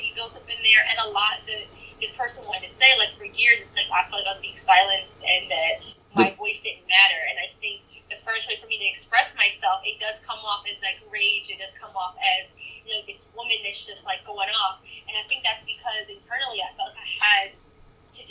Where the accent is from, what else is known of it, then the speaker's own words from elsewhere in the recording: New York, United States; I'm from New York